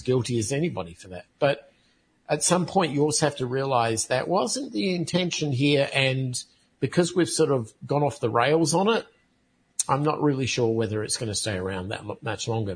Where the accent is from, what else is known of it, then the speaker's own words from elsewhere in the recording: United States; as an American citizen